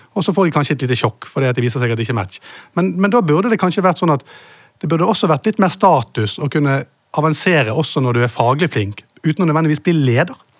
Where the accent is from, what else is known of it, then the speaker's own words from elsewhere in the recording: Bergen, Vestland, Norway; siden jeg er fra Bergen